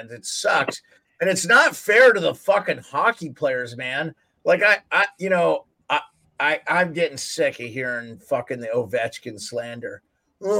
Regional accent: Montana, United States; as a kid growing up in Montana

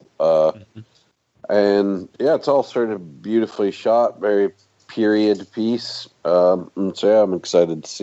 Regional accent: Texas, United States; moved away as an adult; now in London, United Kingdom; I grew up in Texas

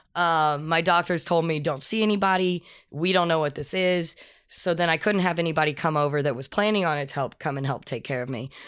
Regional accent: Texas, United States; moved away; also born or lived in Colorado; I'm from Texas originally

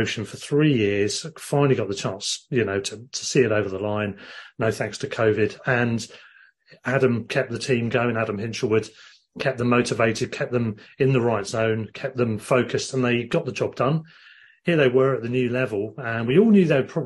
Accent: Worthing, South East England, United Kingdom; Worthing FC, my hometown club

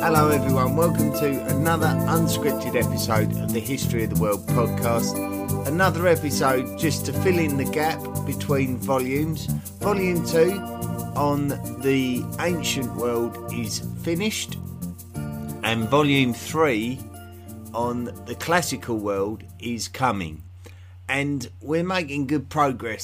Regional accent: England, United Kingdom; I have an unusual accent in the fact that I'm from England

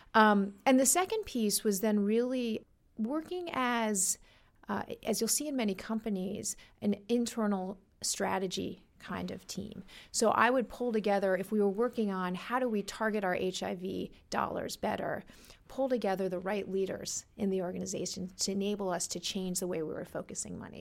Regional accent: New York City, New York, United States; I grew up in New York, in Brooklyn

